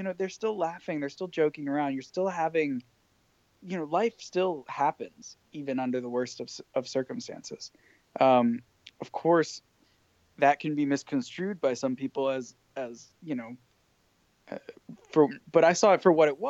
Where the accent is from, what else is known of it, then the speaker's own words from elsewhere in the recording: Fairfield, Connecticut, United States; Connecticut, which is actually where I'm from